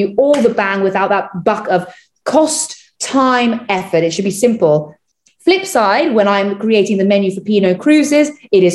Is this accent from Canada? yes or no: no; Trinidad & Tobago; now in United Kingdom; I'm from Trinidad